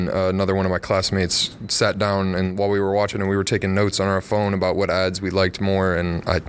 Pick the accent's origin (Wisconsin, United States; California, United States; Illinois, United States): Illinois, United States; Wilmington; from Wilmington, Illinois.